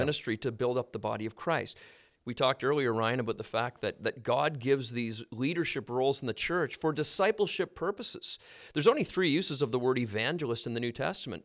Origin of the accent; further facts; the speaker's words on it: Halifax, Nova Scotia, Canada; I grew up in Halifax, so there's a port there.